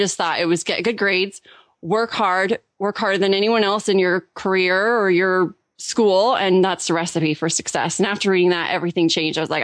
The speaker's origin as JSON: {"language": "English", "area": "Orange County", "region": "California", "country": "United States", "tie": "born or raised there", "also_born_or_lived": "Germany", "moved": "as an adult", "said": "I grew up in Orange County, California. I'm so fortunate to be from Southern California"}